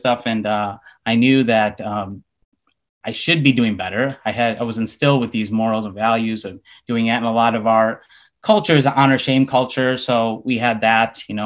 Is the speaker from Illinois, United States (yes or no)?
yes; Chicago, Illinois, United States; I was born and raised in Chicago, Illinois.